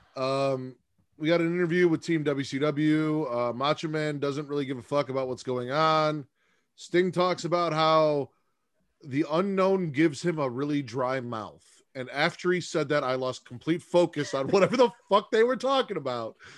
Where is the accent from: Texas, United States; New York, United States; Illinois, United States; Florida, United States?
Illinois, United States; Chicago; I'm from Chicago